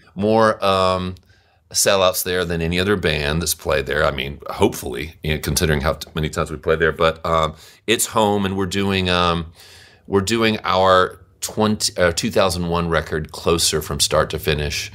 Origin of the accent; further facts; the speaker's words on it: Monroe, Louisiana, United States; I grew up in Monroe, Louisiana